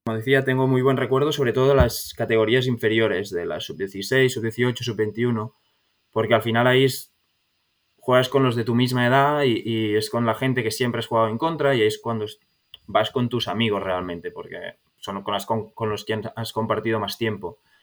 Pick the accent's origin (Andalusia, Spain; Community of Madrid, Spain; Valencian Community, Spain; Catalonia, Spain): Catalonia, Spain; Sant Cugat del Vallès; moved away; also born or lived in Barcelona; Pues soy de Barcelona, aunque viví, bueno, casi toda mi vida en San Cugat del Vallès, al lado de Barcelona, pero nací en Barcelona